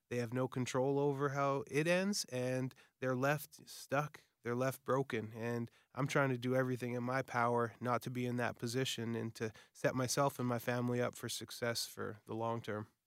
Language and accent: English; Winnipeg, Manitoba, Canada; Winnipeg. Uh, you know, my hometown